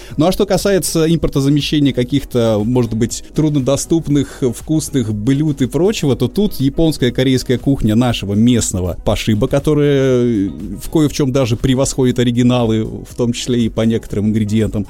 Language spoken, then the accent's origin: Russian; Sakhalin Oblast, Russia; наш Сахалин и Курильские острова